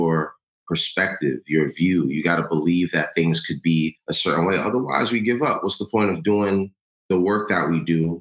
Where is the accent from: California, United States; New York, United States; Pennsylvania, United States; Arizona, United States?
New York, United States; New York City; Born and raised in New York. My parents are from Ghana. I'm first generation